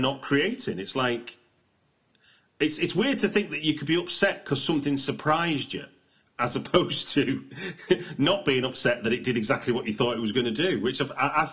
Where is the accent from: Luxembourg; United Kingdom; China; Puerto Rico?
United Kingdom; I'm a British watcher